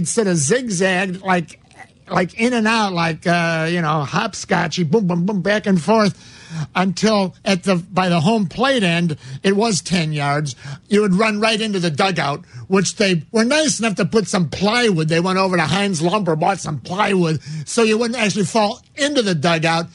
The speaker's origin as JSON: {"language": "English", "town": "La Grange", "region": "Illinois", "country": "United States", "said": "I'm a Cub fan from Lyons Township High School at Grange"}